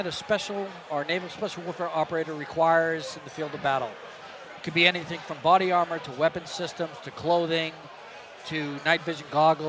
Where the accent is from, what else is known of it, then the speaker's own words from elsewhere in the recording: Hull, Massachusetts, United States; I grew up in a little town south of Boston called Hull, Massachusetts, which is a little coastal community, so I grew up on the water.